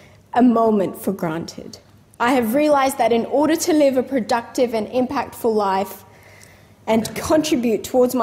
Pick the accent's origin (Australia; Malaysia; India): Australia; Western Australia; as a young woman, as a West Australian